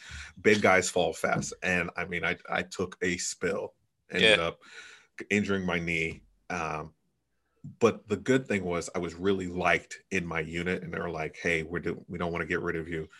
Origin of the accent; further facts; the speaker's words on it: New York, United States; moved away as an adult; also born or lived in Brooklyn, New York / Topeka, Kansas; I am originally from New York